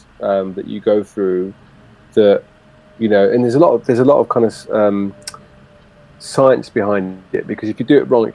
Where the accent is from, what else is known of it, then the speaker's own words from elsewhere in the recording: London, United Kingdom; born there; Hammersmith Hospital, yeah.